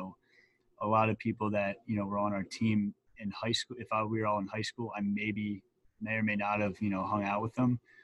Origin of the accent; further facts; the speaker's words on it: Horsham, Pennsylvania, United States; I'm from Horsham, PA. Right outside of Philly